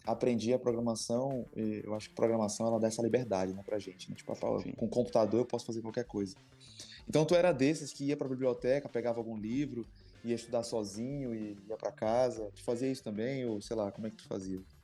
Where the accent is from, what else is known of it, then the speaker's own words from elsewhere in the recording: Maranhão, Brazil; nós, como maranhenses